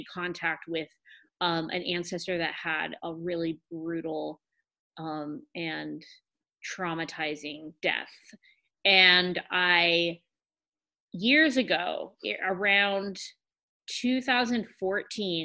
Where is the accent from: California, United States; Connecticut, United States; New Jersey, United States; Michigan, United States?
California, United States; Humboldt County; I'm from Humboldt County.